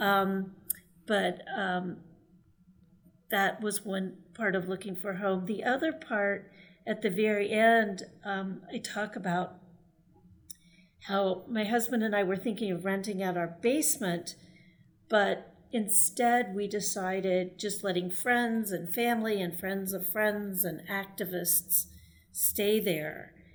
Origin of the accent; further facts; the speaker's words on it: Texas, United States; I grew up in Texas